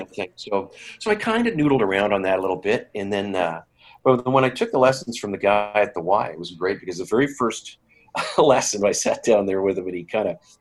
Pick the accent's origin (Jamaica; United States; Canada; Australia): Canada; Saskatoon, Saskatchewan; I grew up in Saskatchewan. Yes, I was born here in Saskatoon at Saskatoon City Hospital